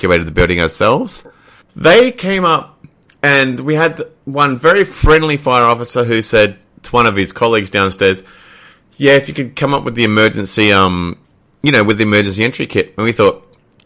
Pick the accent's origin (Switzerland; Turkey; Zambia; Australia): Australia; Queensland; we were both people who traditionally lived in Queensland